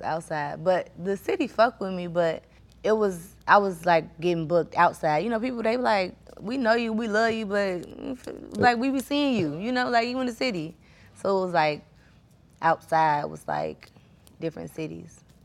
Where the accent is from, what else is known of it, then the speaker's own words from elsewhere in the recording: Chicago, Illinois, United States; I'm like from Chicago